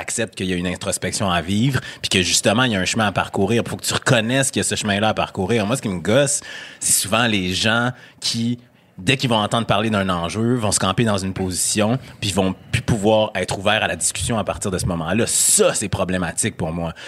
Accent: Quebec City, Quebec, Canada; accent: Québécois; moved away; also born or lived in Montreal; noir originaire de Sainte-Foy

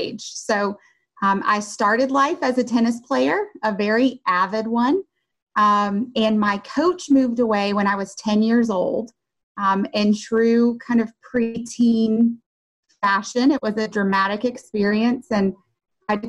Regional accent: Covington, Georgia, United States; moved away as an adult; also born or lived in Winston-Salem, North Carolina; Covington, Georgia, which is ironically my hometown.

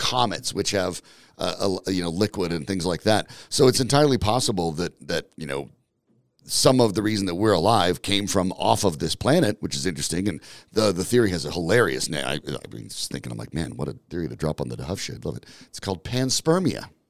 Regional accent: Franktown, Colorado, United States; I grew up in Franktown

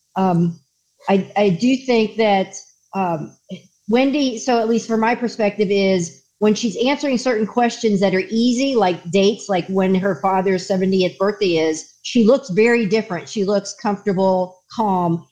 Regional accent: Florida, United States; I grew up in Florida, was a police officer in Florida

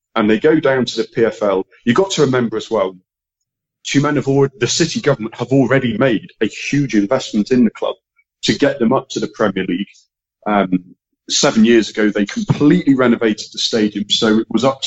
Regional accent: Manchester, North West England, United Kingdom; moved away; I was born in England, born in Manchester.

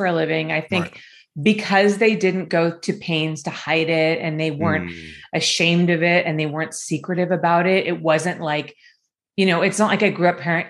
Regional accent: Los Angeles, California, United States; also born or lived in Hollywood, Los Angeles / Calabasas, California; I grew up in like the Culver City, Mar Vista area

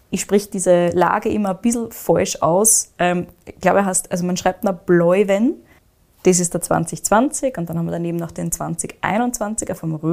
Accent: Austria; Also gerade 2023 war jetzt zum Beispiel weniger regenreich, als es bei uns in Österreich war.

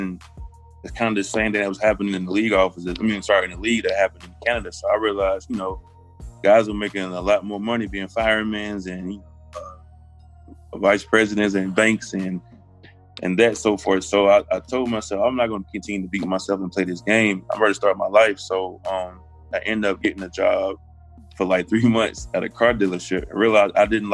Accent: Anniston, Alabama, United States; I grew up in the Bible Belt of Alabama

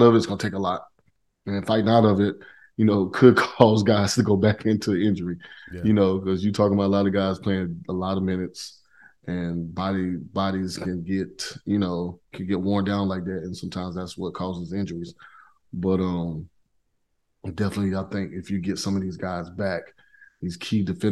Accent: South Carolina, United States; I grew up in South Carolina

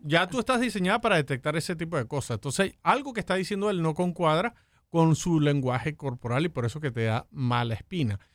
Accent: Venezuela; now in United States; Yo soy de Venezuela

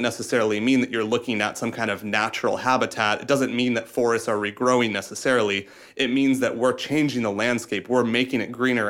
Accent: Iowa, United States; I'm from Iowa, we have these giant cornfields

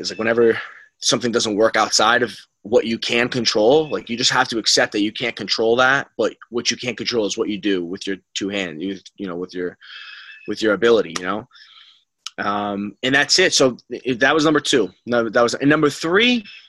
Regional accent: Rhode Island, United States; moved away as an adult; also born or lived in New Rochelle, New York; I came from Rhode Island, it was just a big adjustment going to New Rochelle

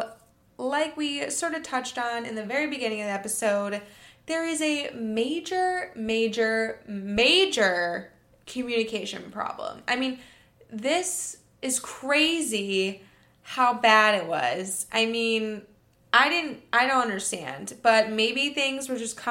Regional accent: Michigan, United States; I'm from Michigan

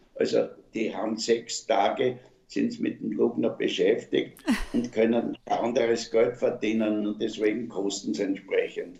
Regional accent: Vienna, Austria; ich, mache Werbung für meine Heimatstadt Wien und ich bin ein überzeugter Wiener. Meine Eltern sind Wiener

